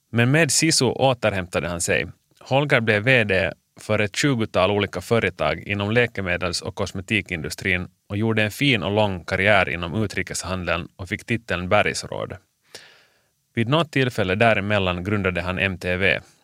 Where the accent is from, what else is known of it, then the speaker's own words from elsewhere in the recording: Finland; moved away as an adult; also born or lived in New York, United States / Gothenburg, Sweden / Bern, Switzerland; jag är bara hemma i Finland i tre månader om året